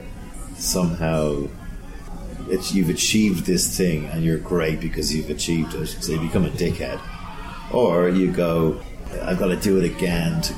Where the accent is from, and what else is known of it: Ireland; now in London, United Kingdom